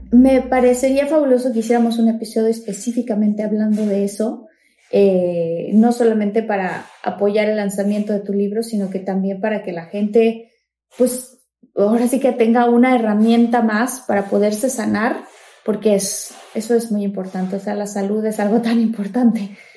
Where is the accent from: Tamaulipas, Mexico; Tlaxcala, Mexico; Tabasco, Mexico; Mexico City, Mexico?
Tabasco, Mexico; yo que soy de Tabasco